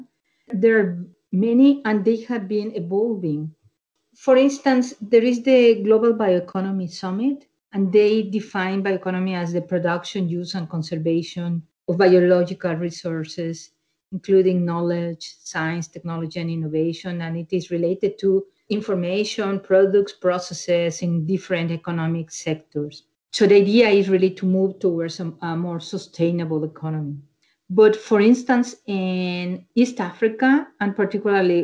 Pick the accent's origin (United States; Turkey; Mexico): Mexico; moved away; I'm originally from Mexico